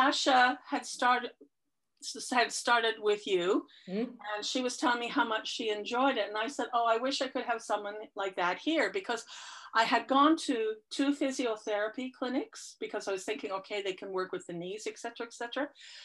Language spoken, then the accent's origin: English; United Kingdom; moved away; I'm British by birth